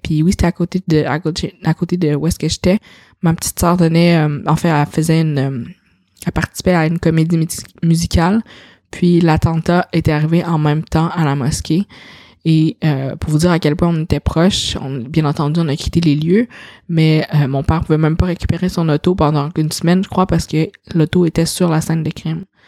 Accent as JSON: {"language": "French", "town": "Quebec City", "region": "Quebec", "country": "Canada", "tie": "born or raised there", "also_born_or_lived": "China", "said": "j'ai été élevée dans une famille caucasienne, j'ai été j'ai habité toute ma vie euh, à Sillery quand j'étais jeune, à Québec"}